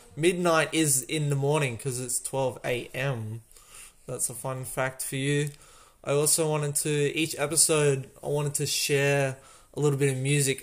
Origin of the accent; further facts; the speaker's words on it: Australia; I'm Australian